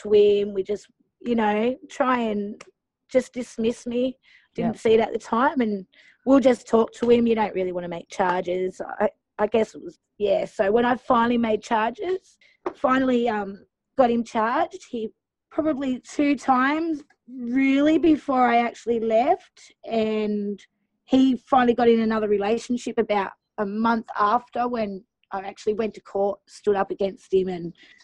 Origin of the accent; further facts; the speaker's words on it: South Coast of New South Wales, Australia; moved back down to being in my family in my hometown, a little town in South Coast of New South Wales